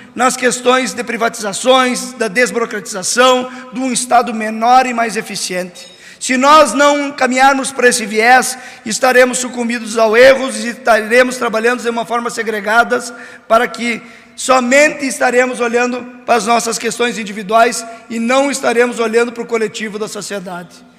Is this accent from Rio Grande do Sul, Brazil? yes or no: yes; São Borja, Rio Grande do Sul, Brazil; natural da minha própria São Borges, minha terra natal